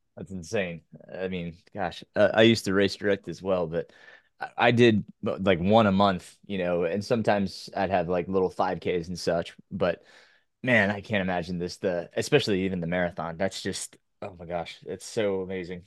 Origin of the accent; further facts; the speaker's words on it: Orange County, New York, United States; my hometown, which was in Orange County, New York